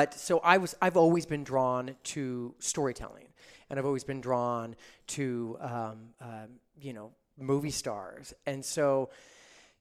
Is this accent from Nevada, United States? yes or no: yes; Reno, Nevada, United States; moved away as an adult; now in Los Angeles, United States; I grew up in Reno, Nevada, which is just one state over.